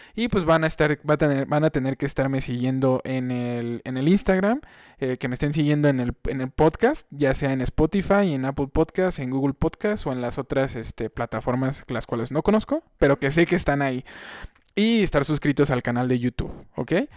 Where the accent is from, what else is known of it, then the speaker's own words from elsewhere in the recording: Querétaro, Mexico; yo soy aquí de Querétaro